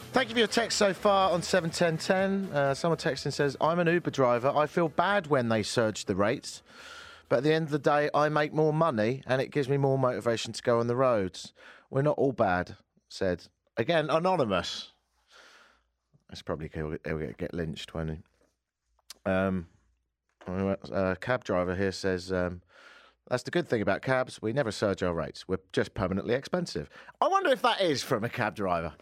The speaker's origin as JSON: {"language": "English", "country": "United Kingdom", "moved": "yes", "lives_now": "Edmonton, Canada", "said": "I'm British"}